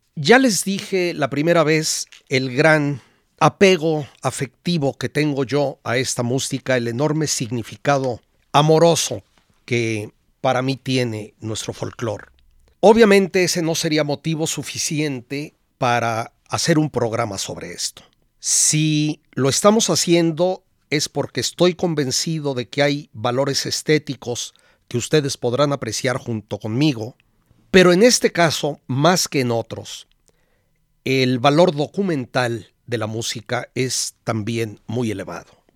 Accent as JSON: {"language": "Spanish", "country": "Mexico"}